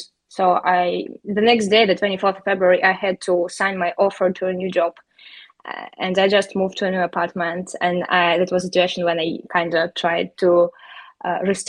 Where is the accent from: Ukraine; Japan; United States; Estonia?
Ukraine; Horlivka, Donetsk Oblast; English is a second language; moved away as an adult; also born or lived in Bucha, Ukraine; I'm originally from Horlivka. It's east of Ukraine. It's like Donbas region. I was living there for 18 years. Just studied at school